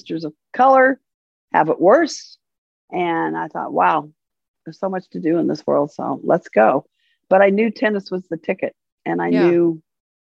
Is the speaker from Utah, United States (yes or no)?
no; Long Beach, California, United States; I'm from Long Beach.